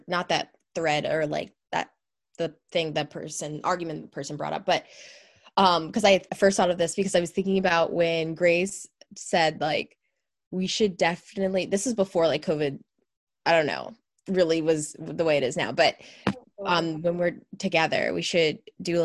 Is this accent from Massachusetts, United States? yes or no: no; Pennsylvania, United States; a college that's near my hometown in PA